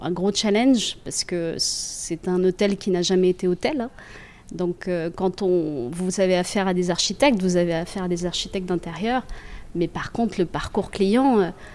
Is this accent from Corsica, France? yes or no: no; Centre region, Centre-Val de Loire, France; moved away as an adult; also born or lived in Paris; retourne dans ma région d'origine